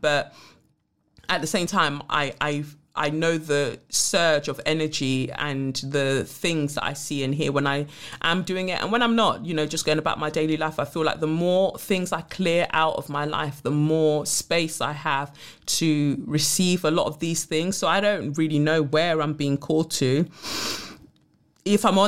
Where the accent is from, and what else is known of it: United Kingdom